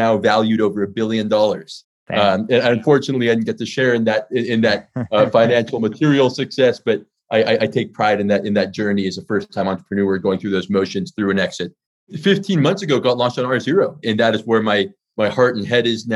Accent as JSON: {"language": "English", "region": "California", "country": "United States", "also_born_or_lived": "China", "moved": "as an adult", "said": "I'm from California. I actually spent my last 8 years in mainland China."}